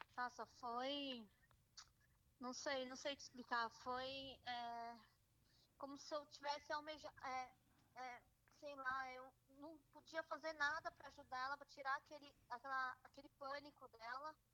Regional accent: São Paulo, Brazil; moved away as an adult; now in Ramat Gan, Israel; Eu sou de São Paulo

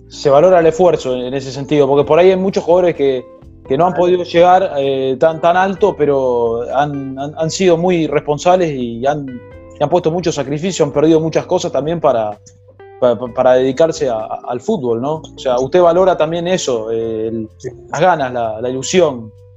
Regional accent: Buenos Aires, Argentina; soy, soy de Villurquiza

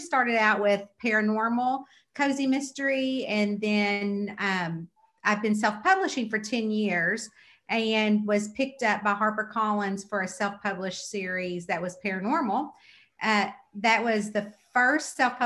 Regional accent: Kentucky, United States; I'm from Kentucky

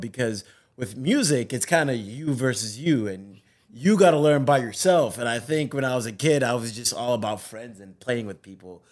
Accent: Zimbabwe; moved away; I was born in Africa, in Zimbabwe

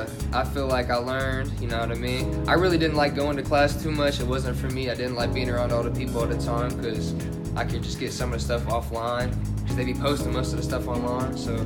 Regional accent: Parsons, Kansas, United States; I was born in Parsons, Kansas, born and raised. Went to Parsons High School, graduated 2019.

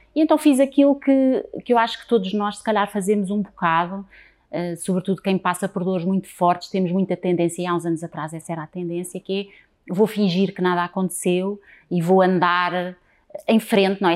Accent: Lisbon, Portugal; eu sou lisboeta, alfacinha, nascida em Lisboa

